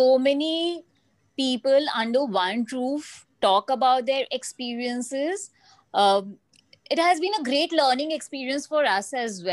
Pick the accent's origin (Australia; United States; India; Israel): India; Kolkata, West Bengal; I'm from India, Calcutta